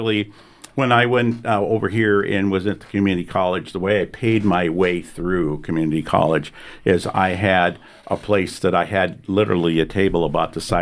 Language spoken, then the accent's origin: English; Montana, United States; I'm from the USA. I grew up in Montana.